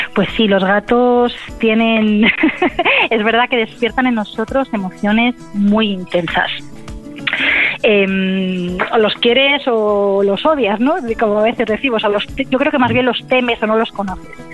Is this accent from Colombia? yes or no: no; Spain; soy la primera española